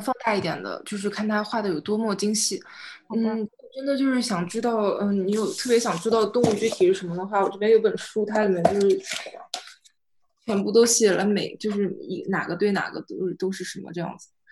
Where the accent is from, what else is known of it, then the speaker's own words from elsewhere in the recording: China; 作为中国人